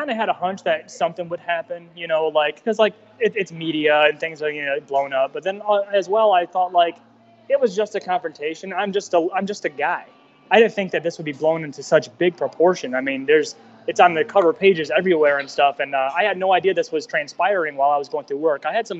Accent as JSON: {"language": "English", "country": "United States", "said": "I'm not going to go left. I'm not going to go right. I'm American. That's my party."}